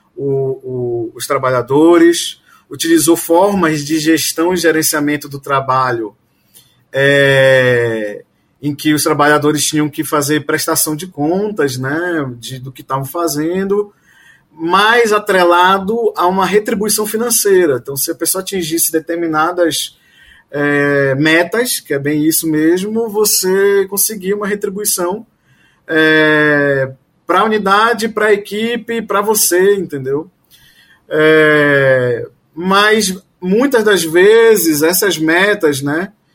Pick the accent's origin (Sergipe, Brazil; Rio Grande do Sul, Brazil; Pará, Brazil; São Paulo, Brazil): Pará, Brazil; Belém; moved away as an adult; also born or lived in Porto Alegre / Rio de Janeiro / Portugal; now in Bahia, Brazil; Eu sou, eu sou de Belém, mas assim, eu fiz residência em Porto Alegre. Depois eu fui para o Rio.